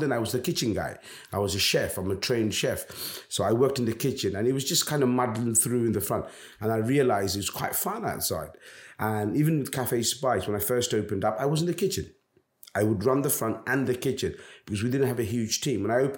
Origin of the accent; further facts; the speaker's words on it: Bangladesh; I'm a Bangladeshi. I'm not an Indian restaurant. I am actually a Bangladeshi restaurant.